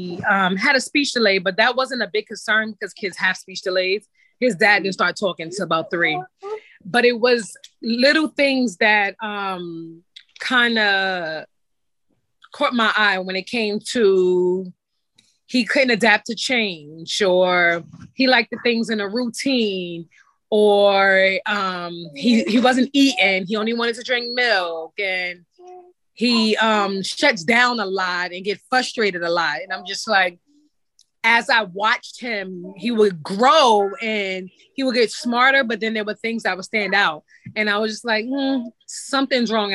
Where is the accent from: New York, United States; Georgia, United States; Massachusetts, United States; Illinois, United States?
New York, United States; I'm from New York